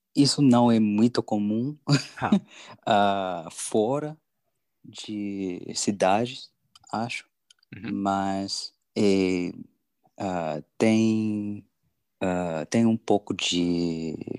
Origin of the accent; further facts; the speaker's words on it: Florida, United States; Portuguese is a second language; now in California, United States; eu cresci na Flórida e uhum. agora moro na Califórnia.